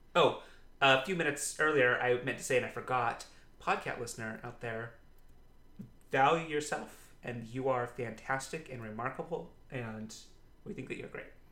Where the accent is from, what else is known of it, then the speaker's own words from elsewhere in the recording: Utah, United States; I grew up in Utah County, Utah